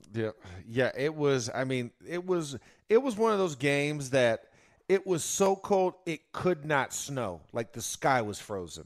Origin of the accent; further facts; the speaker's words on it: Florida, United States; I'm from Florida